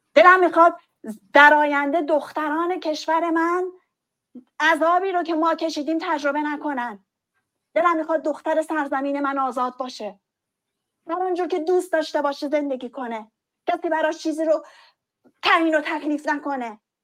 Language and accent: Persian; Iran; ما هم تو همون کشور به دنیا اومدیم